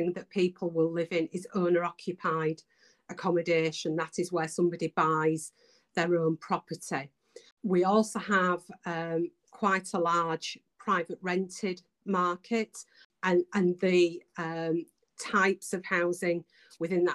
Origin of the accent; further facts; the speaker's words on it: Bradford, Yorkshire and the Humber, United Kingdom; accent: Yorkshire; also born or lived in Calderdale; I was born in Bradford, so I was just over the hill.